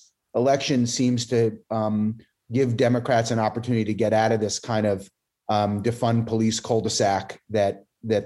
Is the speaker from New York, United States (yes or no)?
yes; New York City, New York, United States; as a New Yorker